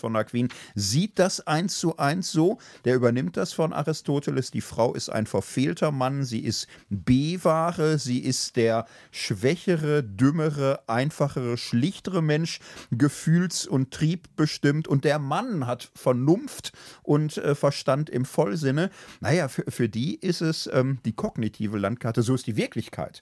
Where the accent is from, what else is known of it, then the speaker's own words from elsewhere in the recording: Gelsenkirchen, North Rhine-Westphalia, Germany; ich komme aus Gilsenkirchen, bin da in einem Hochhaus groß geworden